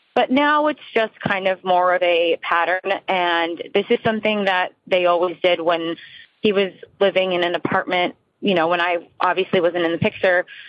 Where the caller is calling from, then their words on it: New Jersey, United States; I am calling from New Jersey.